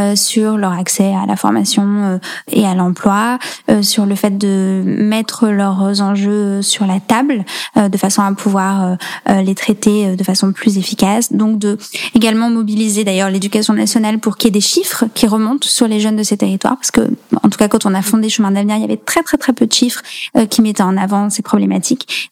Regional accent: France; moved away as an adult; also born or lived in Allier / Nièvre; j'ai grandi dans l'Allier et dans la Nièvre, donc je suis restée euh, vraiment dans des territoires très très ruraux jusqu'à mes 18 ans

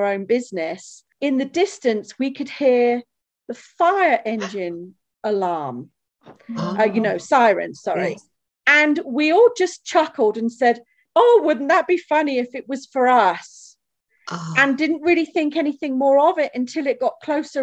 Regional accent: England, United Kingdom; moved away as an adult; now in Colorado Springs, United States; we're English

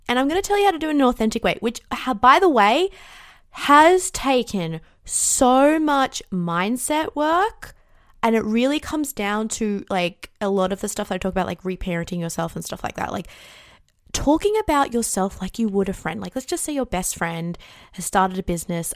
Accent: Australia; I'm Australian too

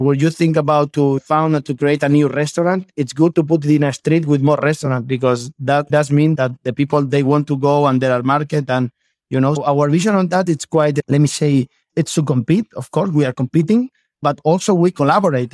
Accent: Elche, Valencian Community, Spain; English is a second language; I am from Spain. I am from Elche

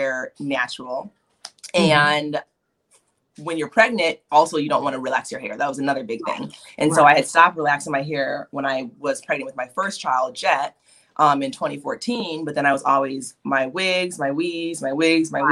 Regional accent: Chicago, Illinois, United States; moved away; I'm actually originally from the Chicagoland area.

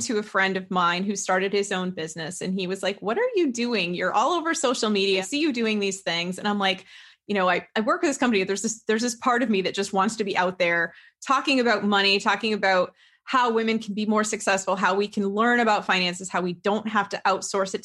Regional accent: Connecticut, United States; I grew up in Connecticut, and my father's self-employed

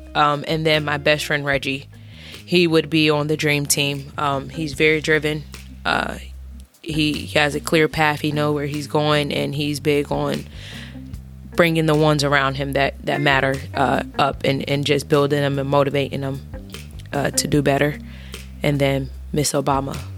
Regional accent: Tampa, Florida, United States; I'm from Tampa, Florida.

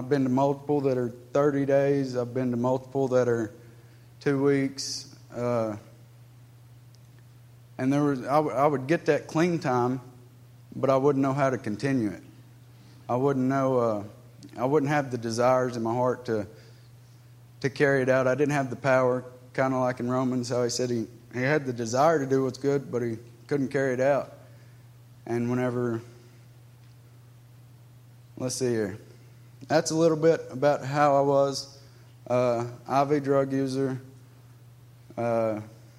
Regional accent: United States; I was raised in Polk County, born and raised

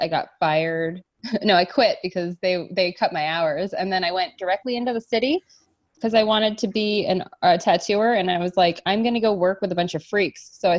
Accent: West Newton, Massachusetts, United States; Newton, Upper Falls, Newton's, I'm from West Newton. There's Auburndale. There's the lake, which is Nonantum, which is the Italian-Irish section that's got its own Kearney language. Like, that's kind of near where I'm from, too.

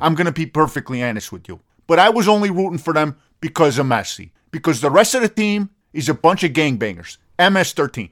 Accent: United States; I'm American

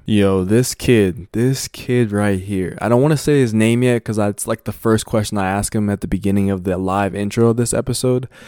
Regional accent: United States; I grew up born and raised in America

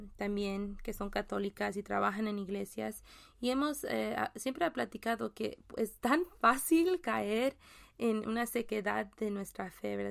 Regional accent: Mexico; sí soy mexicana, pero mi español toma práctica

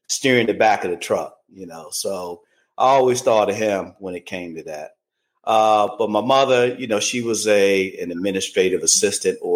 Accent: Washington, District of Columbia, United States; I was born in Washington, D.C., born and spent, you know, the first handful of years in D.C.

